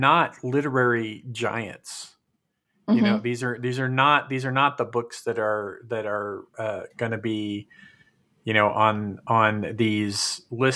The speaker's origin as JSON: {"language": "English", "region": "California", "country": "United States", "tie": "born or raised there", "said": "we grew up in California"}